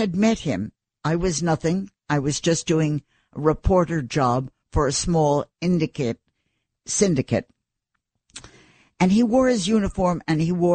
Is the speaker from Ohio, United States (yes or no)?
no; New York City, New York, United States; I was nobody from New York City